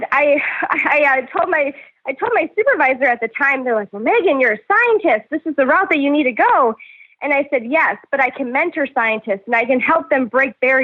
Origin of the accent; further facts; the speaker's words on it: North Dakota, United States; growing up in North Dakota